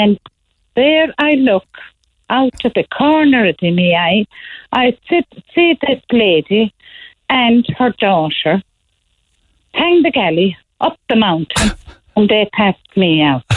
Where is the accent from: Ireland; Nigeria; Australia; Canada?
Ireland; Dingle, Munster; moved away; I'm originally from Dingle